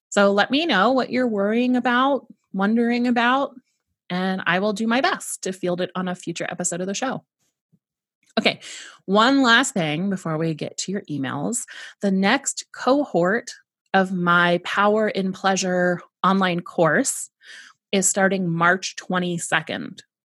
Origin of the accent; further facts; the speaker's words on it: San Diego, California, United States; I was raised in San Diego, California, in the United States